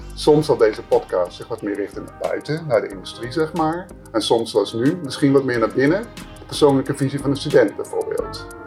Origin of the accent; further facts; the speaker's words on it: Amsterdam, North Holland, Netherlands; ik kom zelf uit Amsterdam